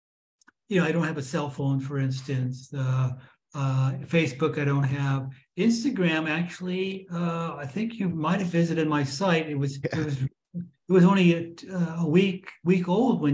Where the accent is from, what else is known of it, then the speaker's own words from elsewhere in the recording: Fresno, California, United States; growing up in Fresno